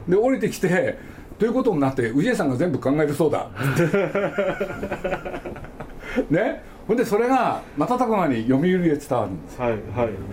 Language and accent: Japanese; Nagoya, Aichi, Japan; 僕は名古屋生まれなんですけど